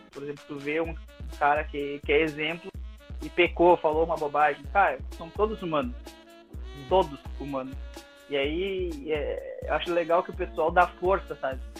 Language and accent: Portuguese; Santa Maria, Rio Grande do Sul, Brazil; É, eu sou aqui de Santa Maria